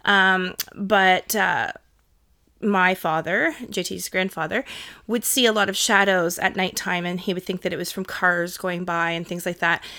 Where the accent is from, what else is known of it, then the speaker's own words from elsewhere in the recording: Toronto, Ontario, Canada; also born or lived in Whitby; I grew up in Toronto, moved to Whitby when I was nine years old